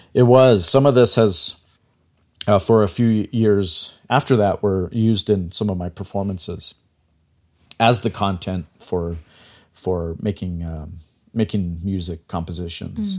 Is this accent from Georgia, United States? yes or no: no; Chinle, Arizona, United States; moved away; I grew up on the Navajo Reservation. I grew up in a small town called Chinle, which is in Arizona.